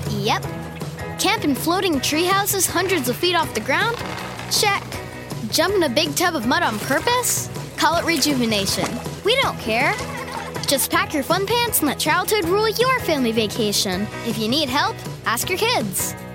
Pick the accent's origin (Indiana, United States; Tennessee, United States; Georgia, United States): Indiana, United States; Gary; I was born and raised in Gary, Indiana.